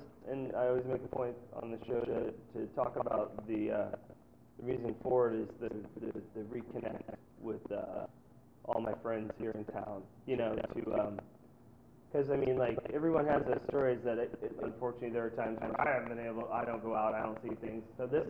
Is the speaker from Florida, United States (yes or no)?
yes; Sarasota, Florida, United States; I grew up in Sarasota, Florida